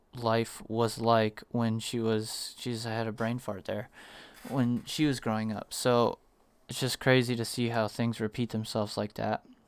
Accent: Arizona, United States; also born or lived in Virginia; I was, like, one when we moved to Arizona from Virginia

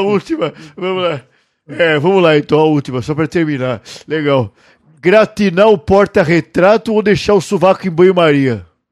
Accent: Minas Gerais, Brazil; Eu sou claro, mineiro e, e santista

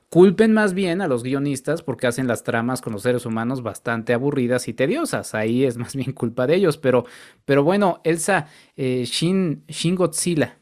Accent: Mexico; como mexicanos

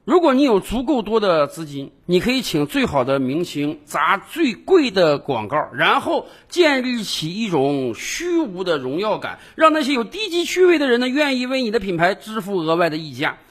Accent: China

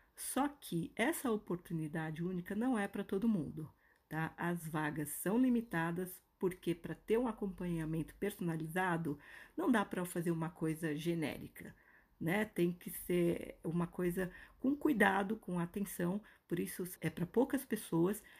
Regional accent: Brazil; moved away as an adult; also born or lived in New York / Toronto / São Paulo; eu decidi é, sair do Brasil e morar no Canadá

